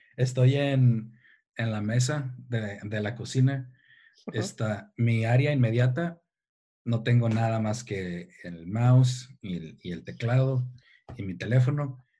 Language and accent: Spanish; Tijuana, Baja California, Mexico; soy de Tijuana, soy mexicano, soy de Tijuana